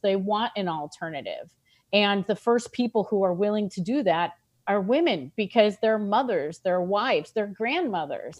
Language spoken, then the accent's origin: English; New York, United States; I am a New Yorker